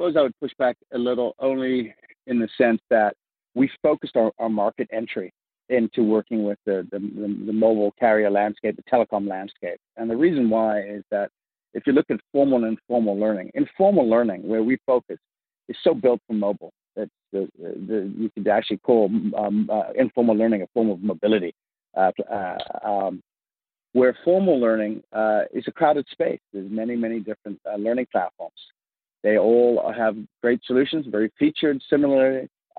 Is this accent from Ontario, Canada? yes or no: no; Vancouver, British Columbia, Canada; accent: mid-Atlantic; moved away as an adult; also born or lived in Africa; now in United States; I, if you can hear my odd, what they call mid-Atlantic accent, is I grew up in Africa, and I grew up in Vancouver, Canada. And then I came down here in the early, the late 90s, and just before the dot-com boom, if you will.